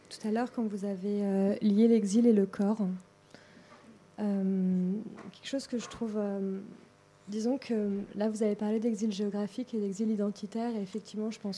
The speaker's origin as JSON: {"language": "French", "country": "France", "tie": "born or raised there", "also_born_or_lived": "Berlin, Germany / Africa", "said": "né à Berlin, grandi entre la France et l'Afrique, je vous laisse faire le reste."}